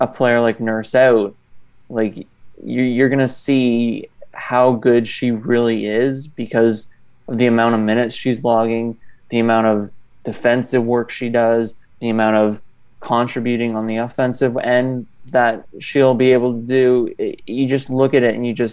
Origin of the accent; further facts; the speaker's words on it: Canada; I'm from Canada